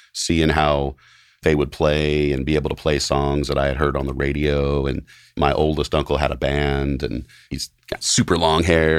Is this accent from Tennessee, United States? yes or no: yes; Knoxville, Tennessee, United States; moved away as an adult; also born or lived in Los Angeles; now in Nashville, United States; I grew up in Knoxville, Tennessee, and spent pretty much my whole childhood and school years and high school years kinda just growing up in Knoxville